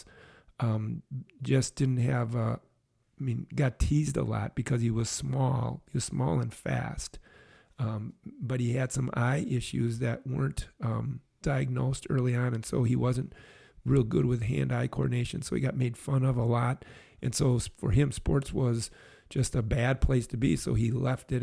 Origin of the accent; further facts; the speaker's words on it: Brookfield, Wisconsin, United States; Grew up in Brookfield, Wisconsin